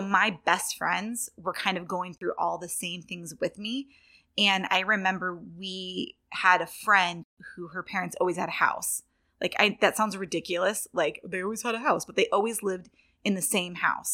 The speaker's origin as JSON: {"language": "English", "area": "right outside Sacramento", "region": "Northern California", "country": "United States", "tie": "born or raised there", "moved": "as an adult", "said": "I was born in, um, Northern California"}